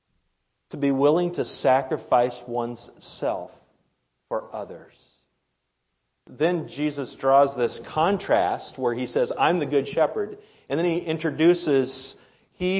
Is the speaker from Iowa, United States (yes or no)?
yes; Iowa, United States; now in Rib Mountain, United States; I'm from Iowa, where the highest point is a overpass